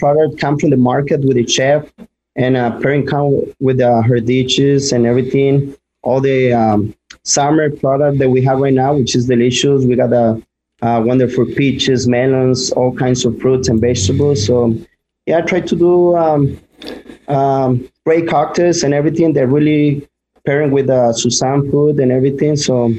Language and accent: English; Mexico; now in United States; That was my first job, actually, when I came from Mexico.